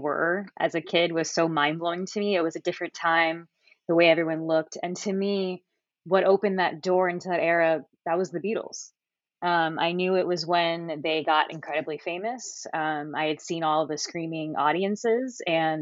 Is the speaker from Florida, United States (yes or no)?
yes; Miami, Florida, United States; I am from Miami, Florida, very far down south, so not like the beach area